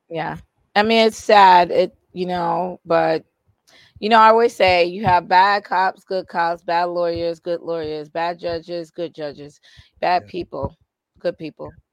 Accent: Boston, Massachusetts, United States; moved away as an adult; also born or lived in Indiana; I'm from Boston

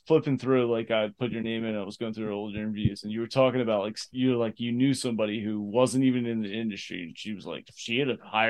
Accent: Abington, Pennsylvania, United States; I was born in Abington Hospital.

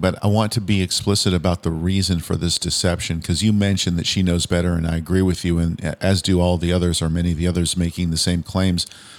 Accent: Southern California, United States; growing up in Southern California

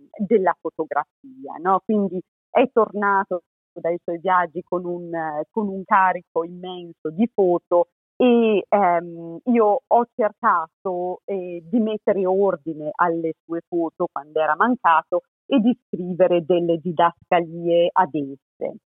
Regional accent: Trentino-Alto Adige, Italy; moved away as an adult; also born or lived in Spain / Zurich, Switzerland / Michigan, United States; sono trentina

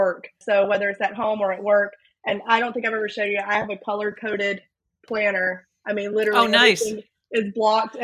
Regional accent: Louisiana, United States; I'm a Southerner, born and raised in Louisiana

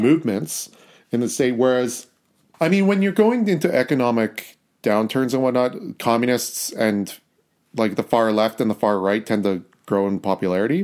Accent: Canada; we're Canadian people

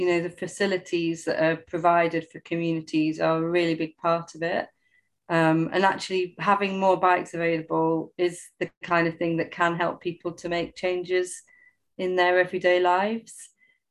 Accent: Sheffield, Yorkshire and the Humber, United Kingdom; now in London, United Kingdom; I was actually born in London, in Waltham Forest. But I didn't grow up in London. I grew up in Sheffield.

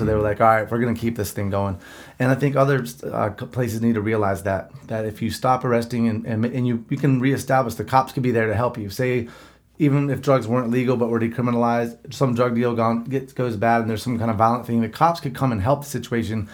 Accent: the Bible Belt, United States; I'm from the Bible Belt

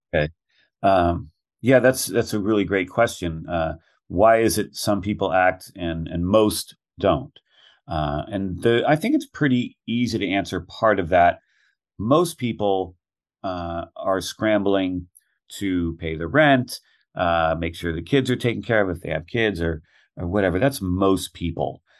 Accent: Guerneville, California, United States; went back to my hometown of Guerneville, western Sonoma County

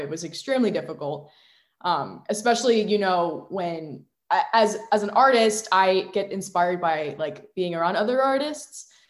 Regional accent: Virginia, United States; I'm from Virginia. I've lived in Virginia my whole life

